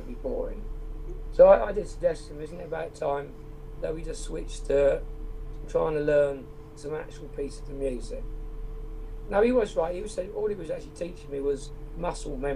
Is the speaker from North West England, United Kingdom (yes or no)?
no; Wales, United Kingdom; I was born in Wales